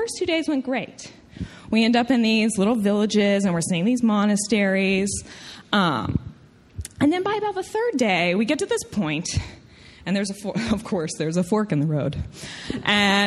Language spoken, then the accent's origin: English; Tennessee, United States; accent: southern; I'm from Tennessee, I get a southern accent